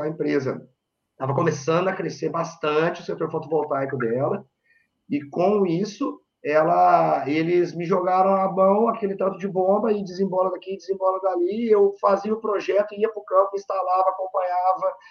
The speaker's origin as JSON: {"language": "Portuguese", "town": "Varginha", "region": "Minas Gerais", "country": "Brazil", "moved": "as an adult", "lives_now": "Ireland", "said": "eu sou um mineiro de Varginha, no sul de Minas Gerais"}